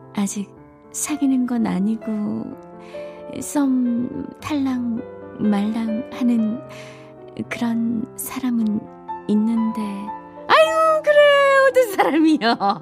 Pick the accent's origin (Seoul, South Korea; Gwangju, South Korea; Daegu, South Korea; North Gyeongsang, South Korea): Daegu, South Korea; moved away; 저도 예전에 고향이 대구라서